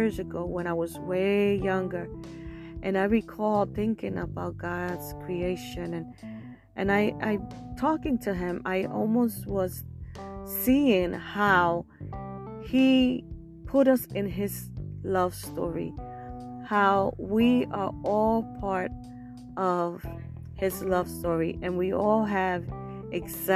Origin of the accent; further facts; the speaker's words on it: New York City, New York, United States; I was born and raised in Brooklyn, New York.